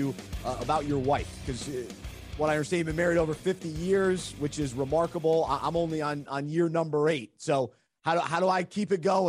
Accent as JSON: {"language": "English", "town": "Charlotte", "region": "North Carolina", "country": "United States", "tie": "born or raised there", "also_born_or_lived": "Mount Holly, North Carolina", "said": "I grew up in Charlotte"}